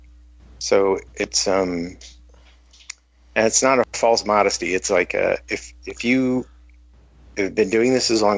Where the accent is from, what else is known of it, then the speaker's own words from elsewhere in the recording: Midwest, United States; I'm from the Midwest